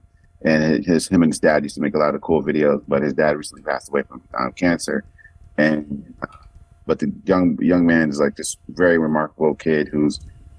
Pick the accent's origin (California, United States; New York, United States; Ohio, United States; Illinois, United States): California, United States; San Diego; I grew up in San Diego.